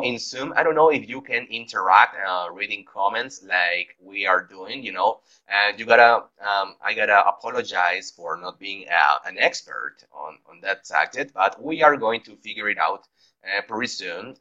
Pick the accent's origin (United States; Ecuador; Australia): Ecuador; Guayaquil, Guayas; English is a second language; moved away; also born or lived in Loja; we are both from Guayaquil, but live in different cities